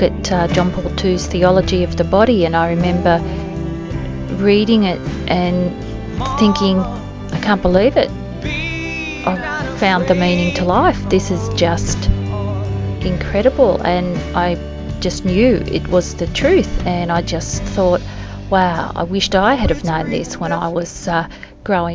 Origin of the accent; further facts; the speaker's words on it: Sydney, New South Wales, Australia; I'm from Sydney, Australia.